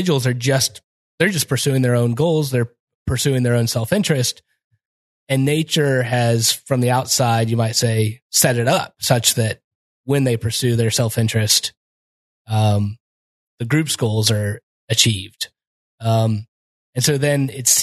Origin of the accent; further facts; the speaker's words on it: Kansas, United States; I'm from Kansas.